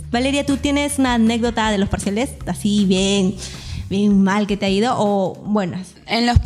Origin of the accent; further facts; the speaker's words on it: Peru; como buena peruana soy bien puntual.